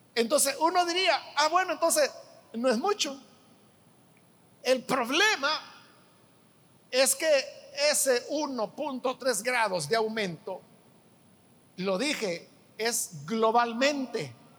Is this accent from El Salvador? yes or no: yes; El Salvador; En nuestro país